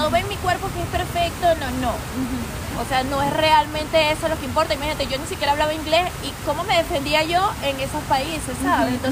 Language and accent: Spanish; Venezuela